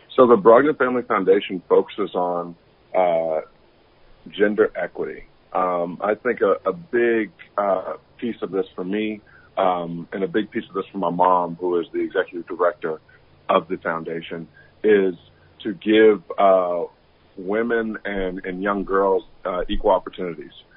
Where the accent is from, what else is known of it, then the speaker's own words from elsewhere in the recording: Atlanta, Georgia, United States; I was born and raised in Atlanta, Georgia